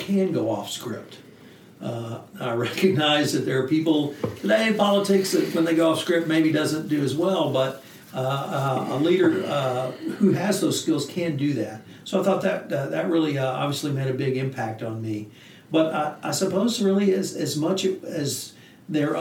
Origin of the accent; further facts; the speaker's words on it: the South, United States; as a Southerner